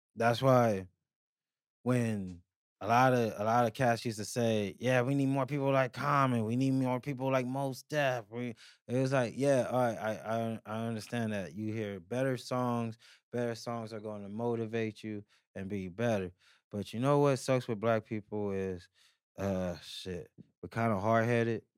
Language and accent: English; Pomona, California, United States; growing up in Pomona, walking to school, I remember being on the north side